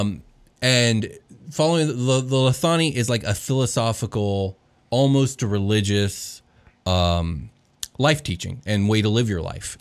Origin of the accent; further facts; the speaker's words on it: United States; speaking as a member of Western civilization, specifically as an American